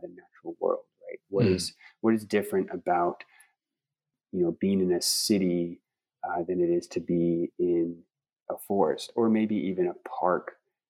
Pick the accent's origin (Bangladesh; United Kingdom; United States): United States; Pacific Northwest; I'm from the Pacific Northwest, and you know, different climate, just different bioregion altogether